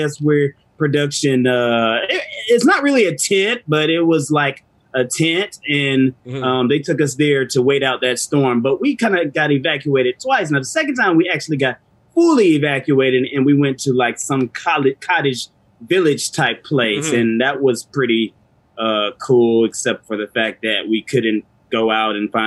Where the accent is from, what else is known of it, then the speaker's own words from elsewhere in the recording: Orangeburg, South Carolina, United States; I'm from South Carolina, which is like a country spot in Orangeburg.